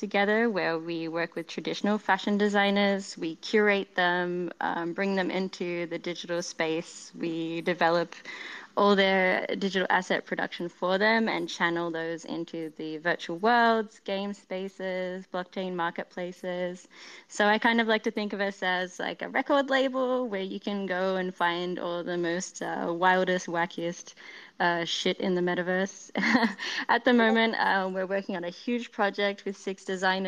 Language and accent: English; Australia; I am Australian